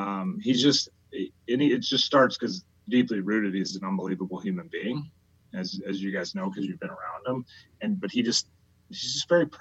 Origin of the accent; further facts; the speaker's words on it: Midwest, United States; I was a huge Cubs fan, by the way, growing up. I grew up in the Midwest